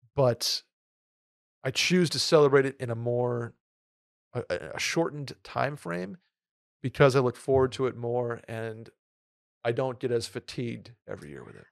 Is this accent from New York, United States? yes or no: yes; New York, United States; also born or lived in Saratoga; now in Texas, United States; growing up in New York